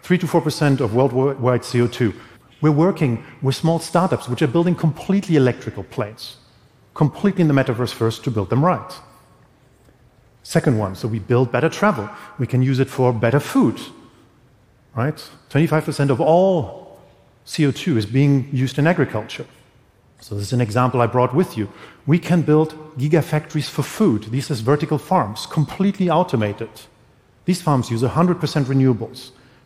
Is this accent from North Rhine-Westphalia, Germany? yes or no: no; Berlin, Germany; English is a second language; This is a part, I come from Berlin. This is an old industrial part of this town, which we are going to rebuild completely.